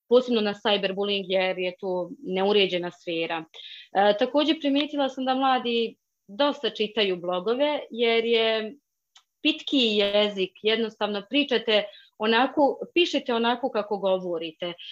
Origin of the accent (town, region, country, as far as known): Bosnia & Herzegovina